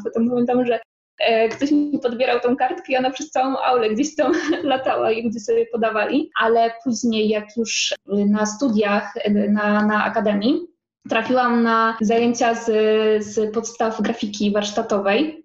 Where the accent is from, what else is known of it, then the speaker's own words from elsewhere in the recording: Poland; moved away as an adult; now in Łódź, Poland; nie jestem z Łodzi, bo ja chodzę z takiej mojej wioski 100 kilometrów i, i tak w sumie przyjechałam na studia